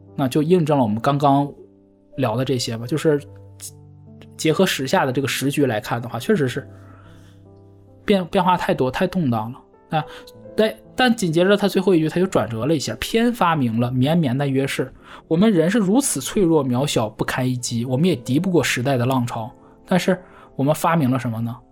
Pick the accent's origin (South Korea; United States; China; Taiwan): China; 我们大陆人